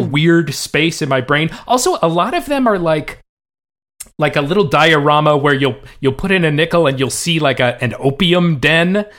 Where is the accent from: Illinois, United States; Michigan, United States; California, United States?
California, United States; Bay Area; I grew up in the Bay Area